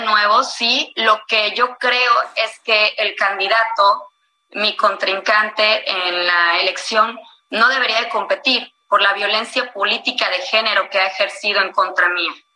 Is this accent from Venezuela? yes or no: no; Veracruz, Mexico; mi estado